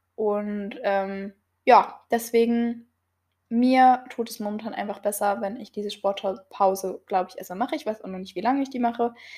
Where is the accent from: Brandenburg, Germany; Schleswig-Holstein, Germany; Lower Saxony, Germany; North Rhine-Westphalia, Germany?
Lower Saxony, Germany; near Gifhorn; ich komme aus Niedersachsen, aus der Nähe von Gifhorn